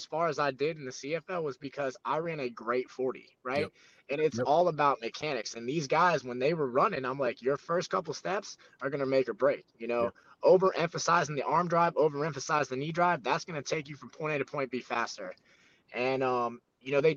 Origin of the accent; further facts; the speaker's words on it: Florida, United States; I'm from Florida